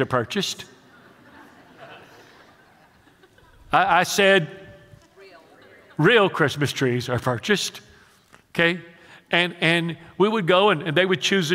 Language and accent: English; Houston, Texas, United States; while I was a child growing up in the Mexican ghetto of Houston